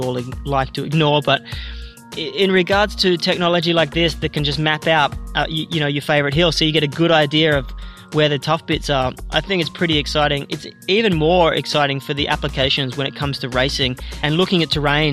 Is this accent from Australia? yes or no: yes; Canberra, Australian Capital Territory, Australia; Being a lad from my hometown